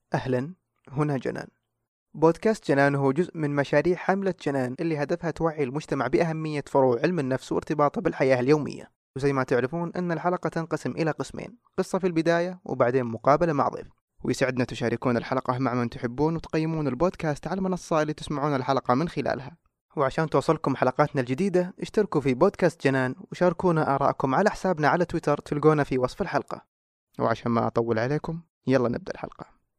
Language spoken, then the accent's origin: Arabic; Saudi Arabia; عندنا في السعوديه